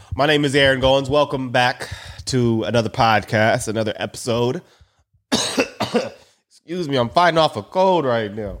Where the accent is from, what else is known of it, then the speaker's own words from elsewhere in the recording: United States; I'm American